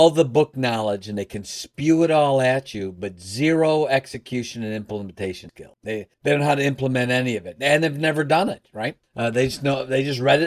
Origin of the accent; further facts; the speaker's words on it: Chicago, Illinois, United States; now in Michigan, United States; I'm actually from Chicago. I live in Michigan.